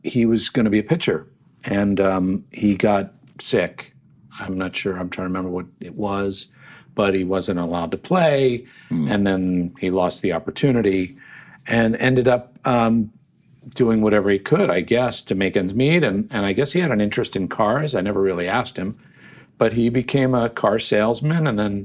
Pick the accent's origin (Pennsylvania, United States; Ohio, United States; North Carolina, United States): Pennsylvania, United States; Yardley; also born or lived in Trenton, New Jersey; we eventually moved, after I was four, to a town called Yardley, Pennsylvania, which is right there along the Delaware River. And so I grew up near Washington's Crossing and New Hope